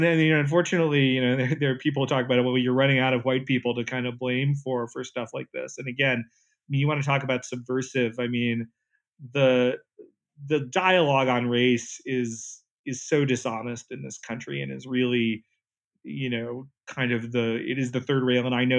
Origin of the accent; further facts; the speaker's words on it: Southeast, United States; And, you know, I'm from the Southeast, that's where I grew up.